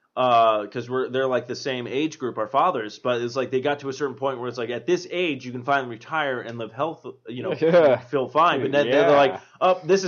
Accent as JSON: {"language": "English", "region": "East Coast", "country": "United States", "moved": "yes", "said": "I am from the East Coast as well"}